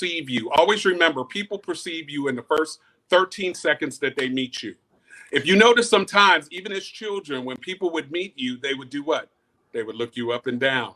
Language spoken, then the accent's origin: English; Greensboro, North Carolina, United States; I'm from Greensboro, North Carolina